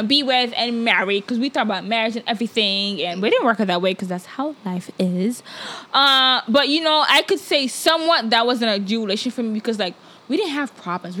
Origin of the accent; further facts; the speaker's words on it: Nigeria; moved away; as a Nigerian who grew up in Nigeria and comes to a whole nother culture